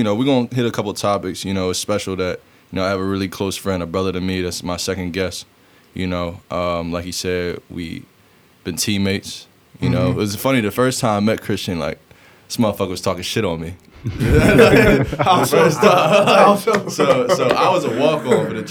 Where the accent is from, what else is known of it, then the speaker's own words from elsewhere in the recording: Philadelphia, Pennsylvania, United States; I had that Philly mentality